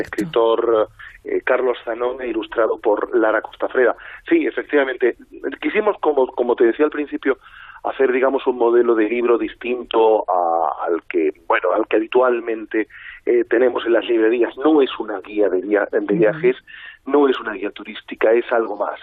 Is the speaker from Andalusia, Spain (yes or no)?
no; Madrid, Community of Madrid, Spain; yo soy muy madrileño